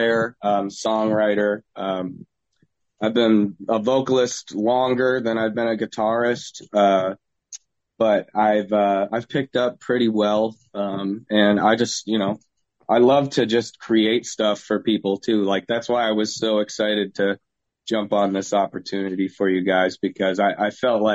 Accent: Cape Cod, Massachusetts, United States; We're from Cape Cod

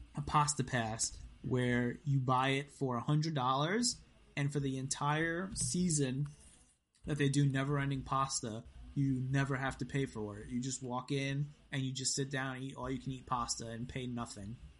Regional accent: New York, United States; I'm from New York

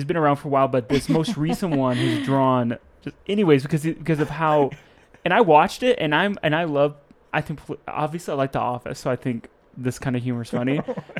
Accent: Milwaukee, Wisconsin, United States; I grew up in Milwaukee

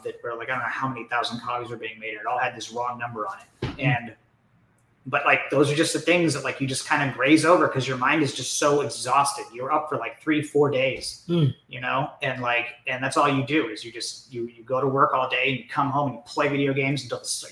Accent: Orange County, California, United States; I'm from Orange County

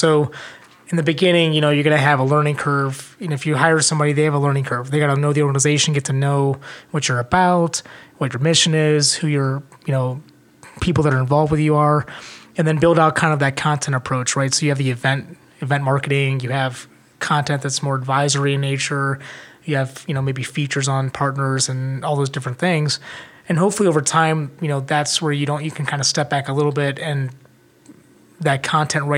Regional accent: Northeast Ohio, United States; I grew up in Northeast Ohio

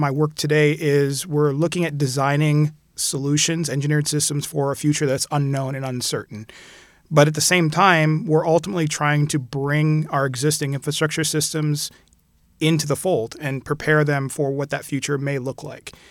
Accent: Puerto Rico; also born or lived in Philadelphia / California / Jamaica / Barbados; I was born in Philadelphia, and we moved to California when I was really young. And I spent most of my youth actually in the Caribbean. Most of it was in Puerto Rico

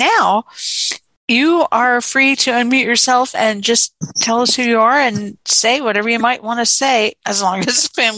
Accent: Houston, Texas, United States; And I am from Houston, Texas.

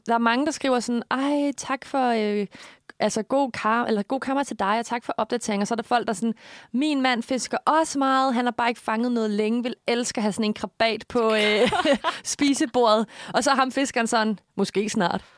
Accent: Korsør, Zealand, Denmark; jeg kommer jo fra, øh, Korsør

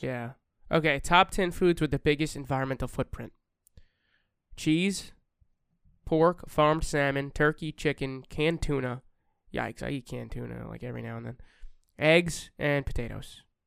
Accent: New York, United States; We're from New York

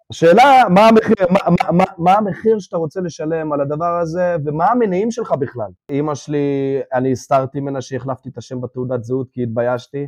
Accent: Israel; born or raised there; first language Russian; Hebrew is a second language; also born or lived in Ukraine

